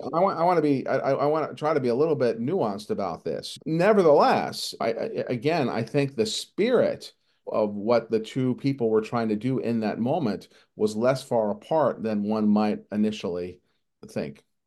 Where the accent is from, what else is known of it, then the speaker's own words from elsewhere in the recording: Long Island, New York, United States; also born or lived in Queens, New York; My, my dad worked in Brooklyn, and then we moved to suburbia, and I, I grew up on Long Island.